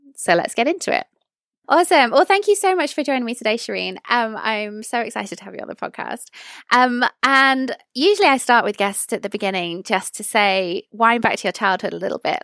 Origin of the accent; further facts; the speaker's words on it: United Kingdom; as a British person